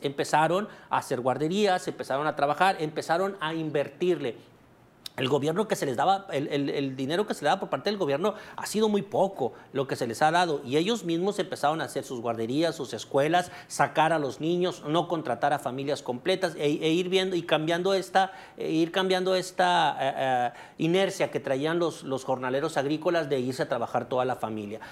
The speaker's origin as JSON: {"language": "Spanish", "country": "Mexico"}